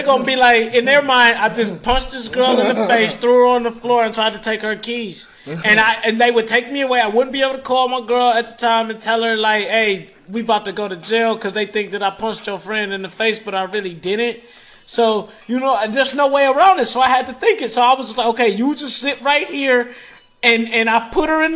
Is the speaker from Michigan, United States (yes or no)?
yes; Detroit, Michigan, United States; I'm from Detroit